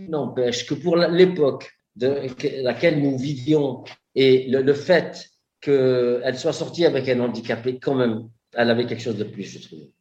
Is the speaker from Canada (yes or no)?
no; Marseille, Provence-Alpes-Côte d'Azur, France; je suis Marseillais